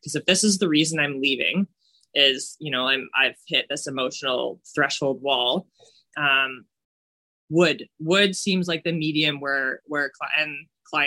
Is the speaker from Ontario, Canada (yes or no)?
no; rural Manitoba, Canada; I grew up in like rural Manitoba